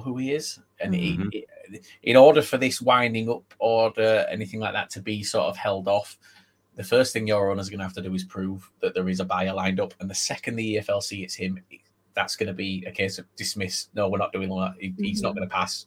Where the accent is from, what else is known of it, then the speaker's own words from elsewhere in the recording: Bradford, Yorkshire and the Humber, United Kingdom; I'm Bradford